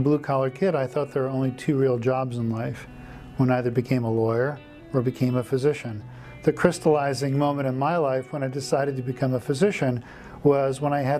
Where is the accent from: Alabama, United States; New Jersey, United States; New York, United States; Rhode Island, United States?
Rhode Island, United States; moved away as an adult; also born or lived in San Francisco; I went to Brown University in my home state of Rhode Island